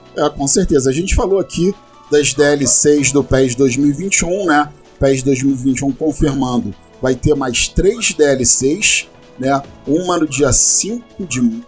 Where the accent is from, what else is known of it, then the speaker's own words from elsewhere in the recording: Brazil; Sou brasileiro